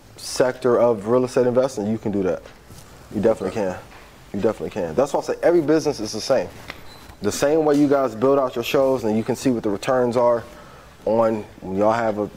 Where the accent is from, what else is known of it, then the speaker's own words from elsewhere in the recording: East Chicago, Indiana, United States; I'm from Indiana, Northwest Indiana. Grew up like 5 minutes from Gary, a city called East Chicago.